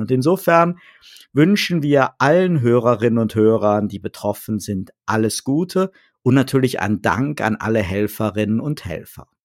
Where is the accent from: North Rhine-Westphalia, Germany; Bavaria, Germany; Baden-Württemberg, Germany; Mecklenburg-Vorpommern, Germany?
North Rhine-Westphalia, Germany; moved away; ich bin gebürtig aus dem Rheinland